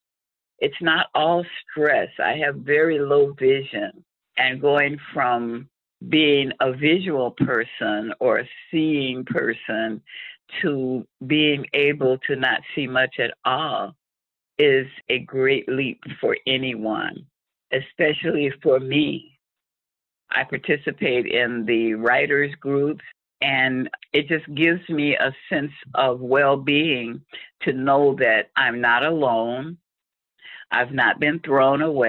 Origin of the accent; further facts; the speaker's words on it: Chicago, Illinois, United States; born or raised there; now in Brooklyn Park, United States